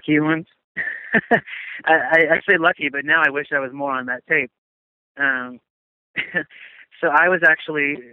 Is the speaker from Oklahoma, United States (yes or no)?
yes; Oklahoma, United States; I'm from Oklahoma